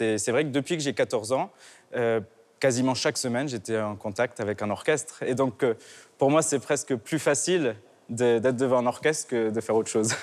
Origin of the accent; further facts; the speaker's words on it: Nice, Provence-Alpes-Côte d'Azur, France; Je suis né à Nice, j'ai fait toutes mes études euh, au conservatoire, euh, au lycée Masséna qui est juste en face